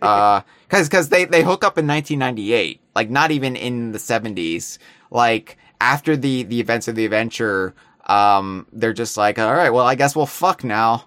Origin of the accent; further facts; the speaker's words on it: United States; as an American